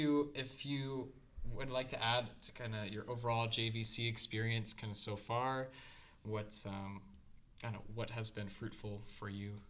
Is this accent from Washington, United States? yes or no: yes; Seattle, Washington, United States; now in Detroit, United States; I come from Seattle